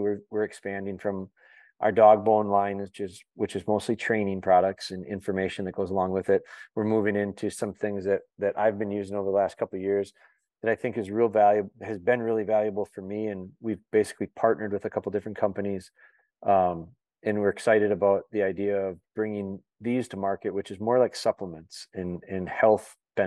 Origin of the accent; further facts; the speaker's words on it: Wisconsin, United States; also born or lived in Green Bay, Wisconsin; I'm from Wisconsin, I was born in Northern Wisconsin and lived there till about fifth or sixth grade. And then I moved down to the Green Bay area.